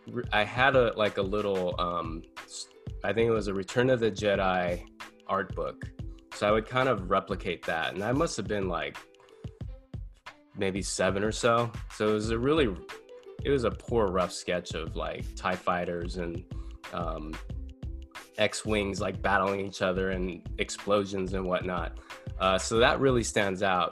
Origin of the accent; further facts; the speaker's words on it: San Dimas, California, United States; also born or lived in Los Angeles; I grew up in a little town called San Dimas.